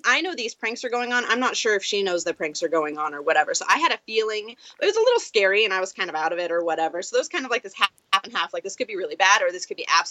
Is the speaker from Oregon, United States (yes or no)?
yes; Southern Oregon, United States; I'm from Oregon, Southern Oregon, so we don't get a lot